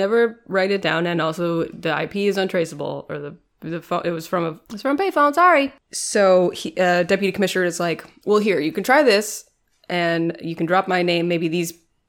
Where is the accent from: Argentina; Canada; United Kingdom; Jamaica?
United Kingdom; As a British person, you know, we invented racism.